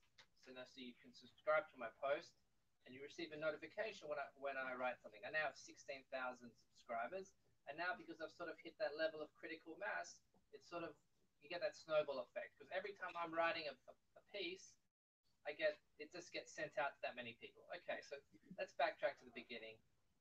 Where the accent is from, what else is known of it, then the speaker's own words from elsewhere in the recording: Australia; moved away as an adult; now in Israel; I'm from Australia, met Aliyah in 2004, been living here since